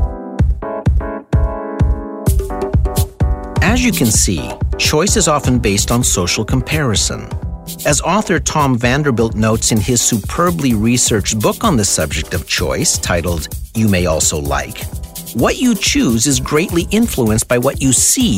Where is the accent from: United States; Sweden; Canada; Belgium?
Canada; Sudbury, Ontario; moved away as an adult; now in Toronto, Canada; I grew up in Sudbury, Ontario in the 60s and 70s